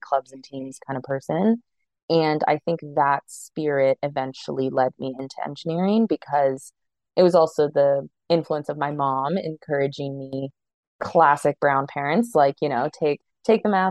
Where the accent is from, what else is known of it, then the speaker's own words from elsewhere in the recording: Toronto, Ontario, Canada; I'm a born and bred Torontonian. I've lived in Canada for most of my life